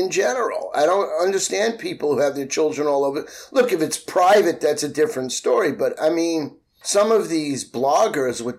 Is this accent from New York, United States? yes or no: yes; New York City, New York, United States; I grew up in Queens. I grew up in a city housing project.